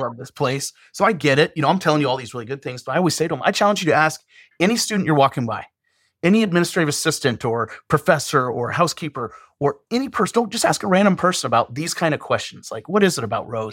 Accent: Western Montana, United States; moved away as an adult; now in Terre Haute, United States; I was born and raised in Western Montana

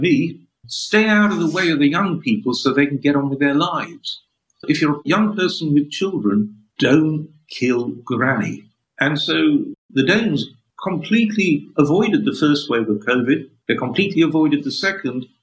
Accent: Sheffield, Yorkshire and the Humber, United Kingdom; now in Oxford, United Kingdom; I was born in Sheffield, northern industrial city

